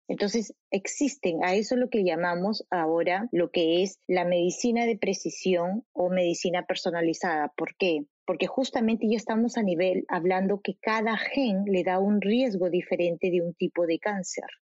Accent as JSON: {"language": "Spanish", "region": "Lima", "country": "Peru", "also_born_or_lived": "São Paulo, Brazil", "moved": "yes", "said": "Lima, soy de Lima."}